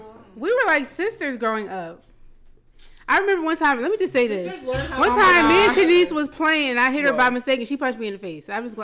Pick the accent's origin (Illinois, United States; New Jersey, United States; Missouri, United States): New Jersey, United States; Plainfield; I'm from Plainfield. I'm from the trenches.